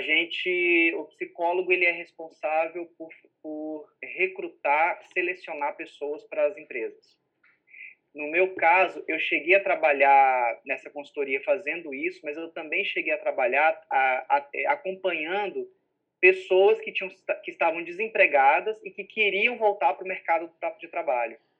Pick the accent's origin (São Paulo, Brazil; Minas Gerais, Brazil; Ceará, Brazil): Minas Gerais, Brazil; moved away as an adult; also born or lived in Belo Horizonte / São Domingos do Prata; now in Rio de Janeiro, Brazil; eu sou de Minas